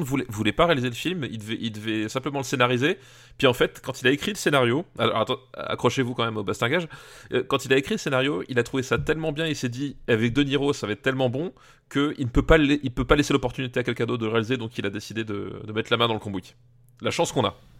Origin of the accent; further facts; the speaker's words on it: Alsace, Grand Est, France; je viens d'Alsace